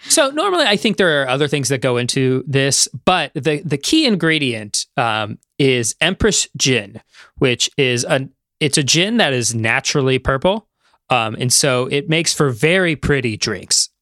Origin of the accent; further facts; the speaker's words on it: Midwest, United States; As a Midwesterner